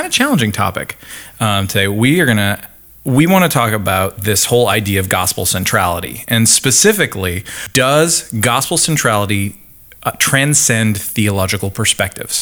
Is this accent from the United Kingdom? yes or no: no; Canada; now in Middle Tennessee, United States; as a Canadian